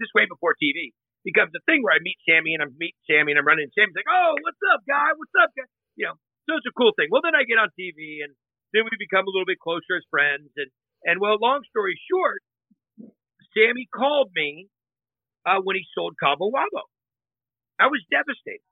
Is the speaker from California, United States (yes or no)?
yes; Northern California, United States; I grew up in Northern California